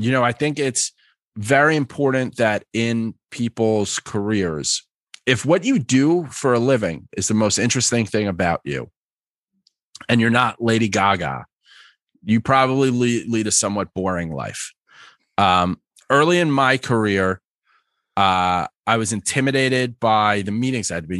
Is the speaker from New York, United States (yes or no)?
yes; New York, United States; also born or lived in Philadelphia; born and raised in New York, spent a lot of time in Philly, very northeast